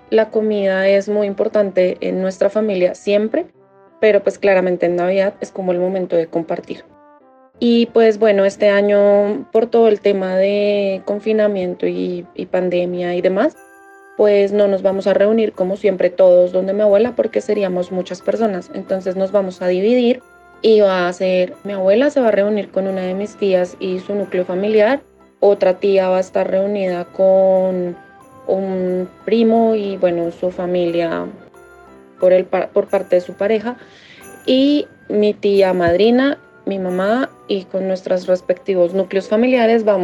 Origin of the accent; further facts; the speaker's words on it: Bogotá, Bogotá Capital District, Colombia; born there; nací y vivo en Bogotá.